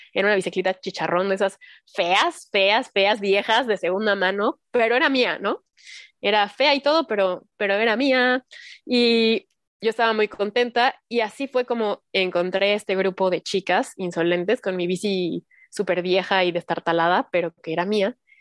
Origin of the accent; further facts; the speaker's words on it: Cuautitlán Izcalli, State of Mexico, Mexico; moved away as an adult; now in Mexico City, Mexico; yo también soy del Estado de México, en las calles del Estado de México, de Cuautitlán Izcalli, cuando se podía salir a jugar a la calle con tus amigos de la cuadra